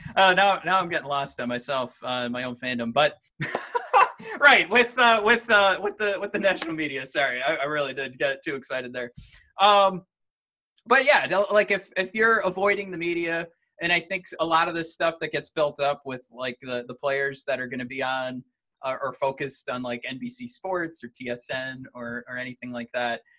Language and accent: English; Detroit, Michigan, United States; me coming from Detroit